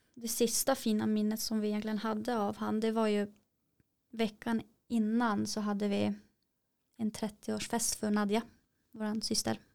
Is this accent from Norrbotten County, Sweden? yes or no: yes; Kiruna, Norrbotten County, Sweden; vi är ju från Kiruna.